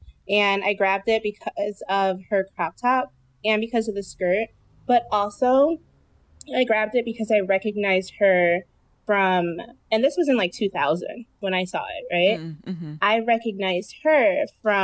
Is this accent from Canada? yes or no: no; Detroit, Michigan, United States; I'm from Detroit